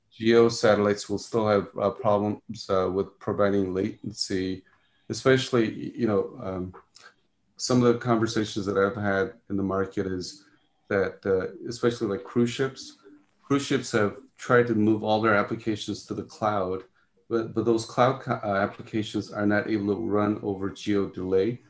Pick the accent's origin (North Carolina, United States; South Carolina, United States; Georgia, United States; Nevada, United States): Nevada, United States; Las Vegas; I grew up in Las Vegas.